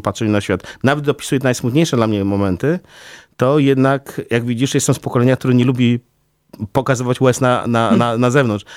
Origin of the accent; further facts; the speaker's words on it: Białystok, Podlaskie Voivodeship, Poland; moved away as an adult; now in Warsaw, Poland; jestem z urodzenia białostoczaninem